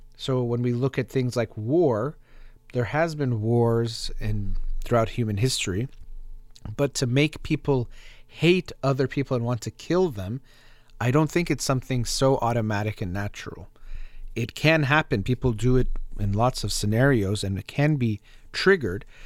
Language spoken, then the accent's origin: English; United States; as American